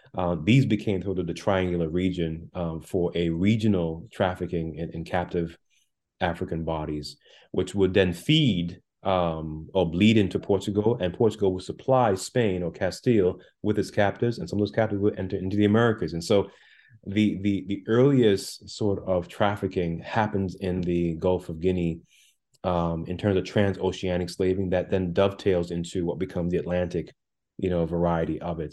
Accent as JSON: {"language": "English", "country": "Jamaica", "tie": "born or raised there", "also_born_or_lived": "Brooklyn, New York, United States", "moved": "yes", "lives_now": "United States", "said": "I was born on the island of Jamaica, and I came with my mother and brother to Brooklyn, New York, in the late part of the 1980s"}